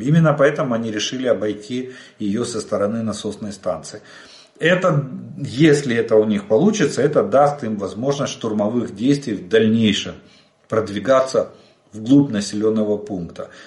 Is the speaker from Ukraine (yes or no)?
yes; Ukraine; мы из Украины